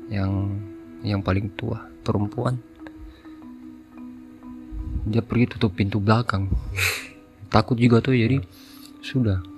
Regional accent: Papua, Indonesia; now in Makassar, Indonesia; Uh, saya besar di Papua. Uh, baru bergaul nih di Makassar.

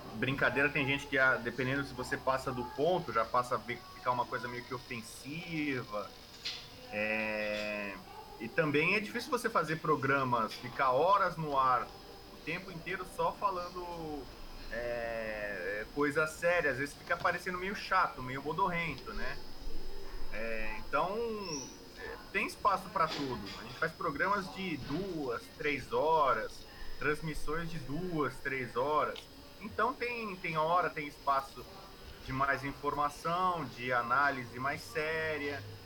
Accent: São Paulo, Brazil; moved away as an adult; now in Rio de Janeiro, Brazil; eu sou de São Paulo, deixei meus pais moram em São Paulo

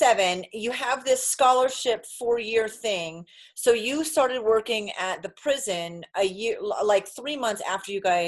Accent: New England, United States; moved away; also born or lived in Hawaii; I grew up in New England.

